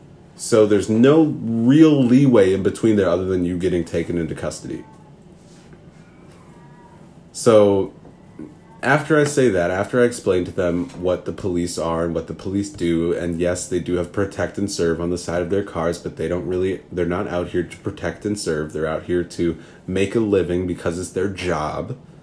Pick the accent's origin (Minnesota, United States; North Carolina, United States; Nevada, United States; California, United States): Minnesota, United States; accent: Minnesota; Oh, just in that Minnesota accent. I'm from Minnesota.